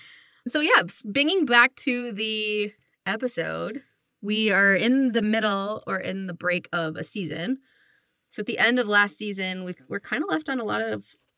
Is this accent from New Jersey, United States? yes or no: no; upstate New York, United States; now in Colorado, United States; I'm from upstate New York originally, and I now live in Colorado with Lacey.